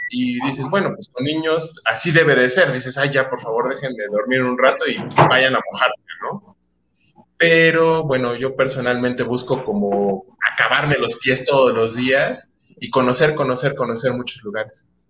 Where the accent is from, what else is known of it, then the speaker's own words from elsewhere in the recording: Veracruz, Mexico; Yo, yo nací en Veracruz, yo soy mucho de playa